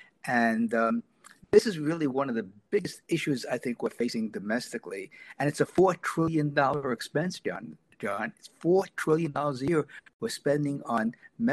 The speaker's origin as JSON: {"language": "English", "town": "New York City", "region": "New York", "country": "United States", "tie": "born or raised there", "said": "growing up in New York City back in the 1950s and 60s"}